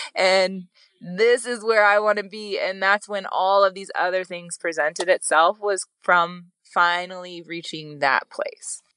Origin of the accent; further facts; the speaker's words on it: Wyoming, United States; I'm from Wyoming